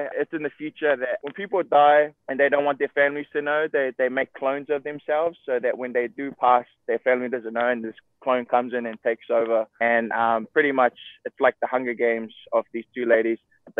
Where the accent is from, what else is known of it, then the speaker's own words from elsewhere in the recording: Auckland, New Zealand; moved away as an adult; now in Hawaii, United States; There's a bunch of Samoans here, bro, but they all speak a little bit different to us New Zealand Samoans.